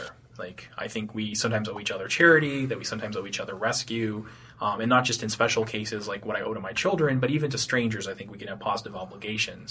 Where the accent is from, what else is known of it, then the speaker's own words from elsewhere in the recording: Tewksbury, Massachusetts, United States; also born or lived in Hudson, New Hampshire; I grew up in Tewksbury, Massachusetts, and Hudson, New Hampshire